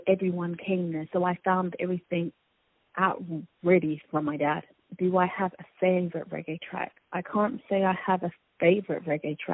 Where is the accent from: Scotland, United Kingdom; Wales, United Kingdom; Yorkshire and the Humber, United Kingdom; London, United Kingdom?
London, United Kingdom; I grew up in Northwest London, Harlesden